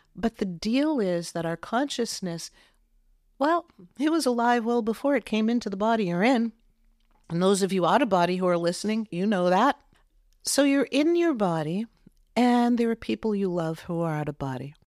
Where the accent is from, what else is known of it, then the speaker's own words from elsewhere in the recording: Massachusetts, United States; I grew up in Massachusetts